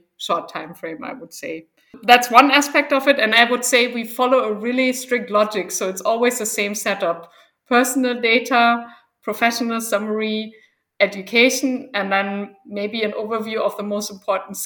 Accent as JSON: {"language": "English", "region": "Berlin", "country": "Germany", "also_born_or_lived": "India / Taiwan / Malaysia / United States", "moved": "as an adult", "said": "I'm originally from Germany, from Berlin, actually, and that's also where I'm living right now"}